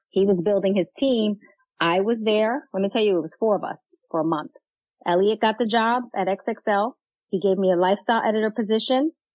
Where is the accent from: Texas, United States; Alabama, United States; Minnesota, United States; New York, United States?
New York, United States; New York City; moved away; I grew up in Castle Hill. I don't know if you're familiar with the Bronx.